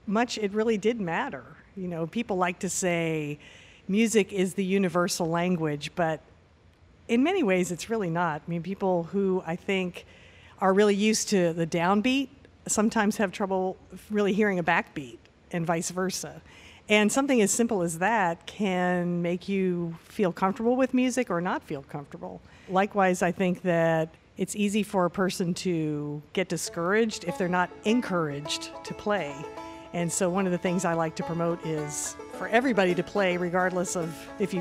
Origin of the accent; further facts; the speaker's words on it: Baltimore, Maryland, United States; moved away as an adult; also born or lived in North Carolina / Kentucky; I grew up in the Baltimore, Washington area